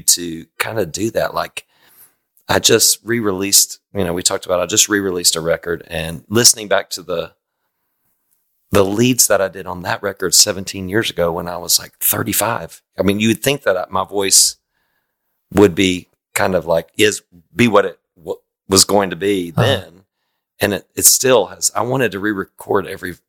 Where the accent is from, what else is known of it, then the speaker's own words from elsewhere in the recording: Boone, North Carolina, United States; I grew up in Boone, North Carolina, the mountains of Boone